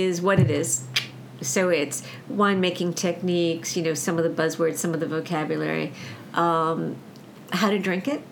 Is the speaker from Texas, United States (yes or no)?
no; New York City, New York, United States; also born or lived in Long Island, New York; I grew up in Brooklyn and on, and on Long Island